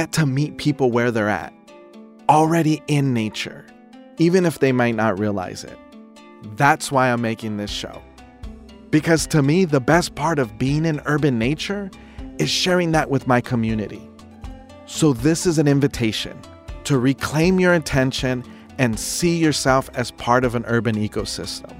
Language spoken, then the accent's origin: English; Los Angeles, California, United States; I'm from Los Angeles, or if you want to be more specific, Highland Parque, a small community in Northeast LA. Growing up here